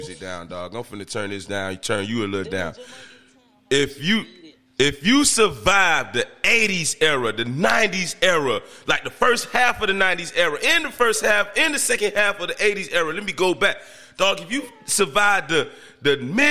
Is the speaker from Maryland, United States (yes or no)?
no; Miami, Florida, United States; I grew up in Overtown, McCarran City.